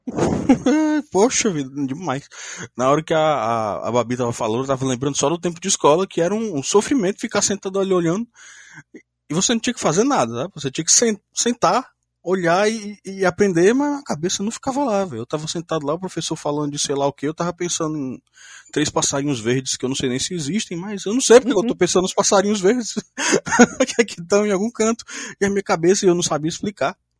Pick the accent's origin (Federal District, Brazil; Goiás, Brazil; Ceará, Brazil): Ceará, Brazil; Fortaleza; eu sou de Fortaleza, Ceará, tenho 25 anos